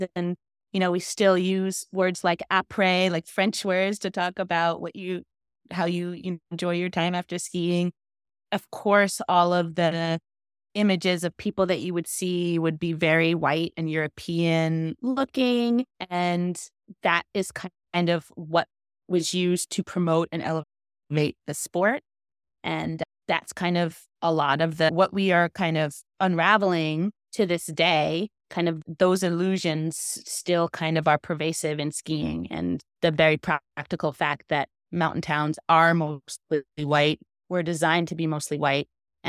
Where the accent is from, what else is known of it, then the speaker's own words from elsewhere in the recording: Jamaica; And like me as a Jamaican to see snowboarders like embrace reggae, embrace.